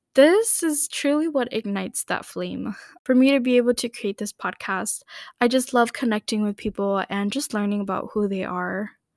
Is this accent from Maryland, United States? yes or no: no; Minneapolis, Minnesota, United States; I grew up here in the Minneapolis, Saint Paul area in Minnesota